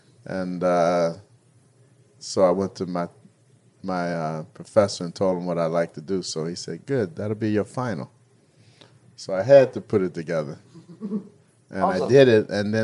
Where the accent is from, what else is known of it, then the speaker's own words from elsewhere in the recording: Detroit, Michigan, United States; I'm from Detroit.